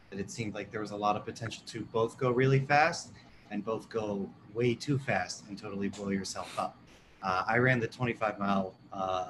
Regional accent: Tuscarawas County, Ohio, United States; I grew up in Tuscarawas County, in southern Tuscarawas County.

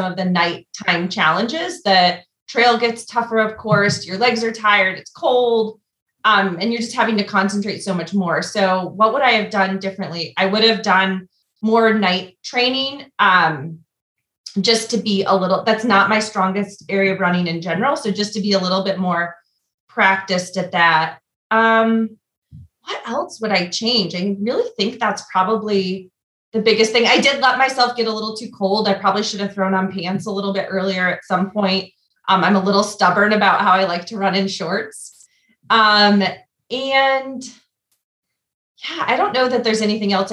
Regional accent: Michigan, United States; now in Pittsburgh, United States; I'm originally from Michigan

